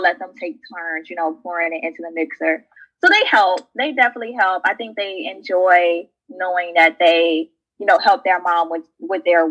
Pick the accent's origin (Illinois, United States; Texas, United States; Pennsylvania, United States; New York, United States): Illinois, United States; Chicago; moved away as an adult; now in St. Louis, United States; I was born and raised in the south suburbs of Chicago. So I am a Chicago girl